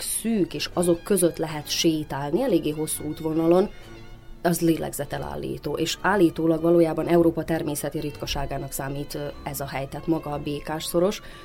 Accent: Banat, Vojvodina, Serbia; én a Bánátban nőttem föl

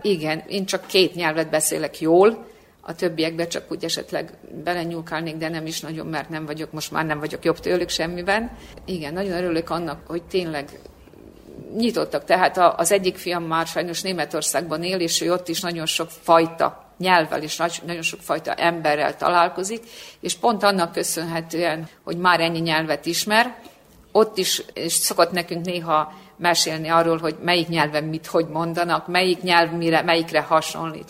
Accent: Subotica, Vojvodina, Serbia; moved away as an adult; now in Belgrade, Serbia; Szabadkai vagyok

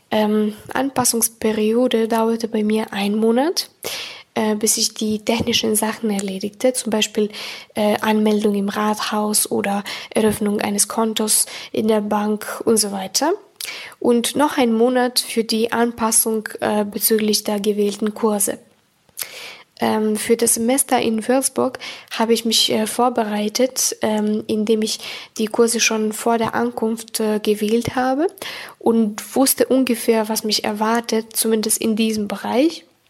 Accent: Serbia; German is a second language; Ich komme aus Serbien.

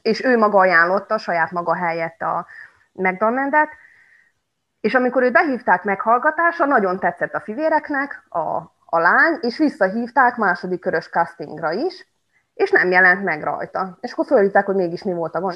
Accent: Subotica, Vojvodina, Serbia; moved away as an adult; now in Kanjiža, Serbia; Magyar Kanizsán élek már tíz éve, de eredetileg egyébként szabadkai vagyok

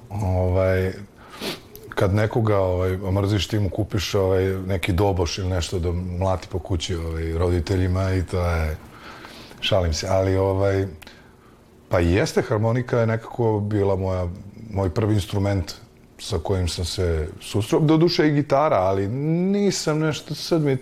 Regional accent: Zaječar, Zaječar District, Serbia; moved away; u mom rodnom gradu, Zaječaru

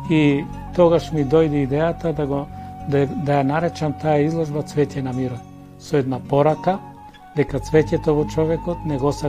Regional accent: Demir Hisar, North Macedonia; also born or lived in Bitola / Belgrade; now in Skopje, North Macedonia; се дојдов и во мојот роден крај да се одолжам, три години во служба за индивидуално земјоделство во Демир Хисар.

